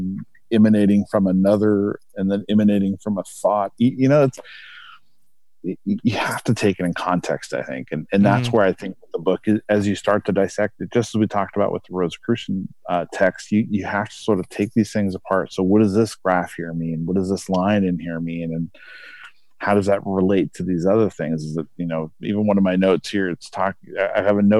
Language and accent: English; United States; as an American here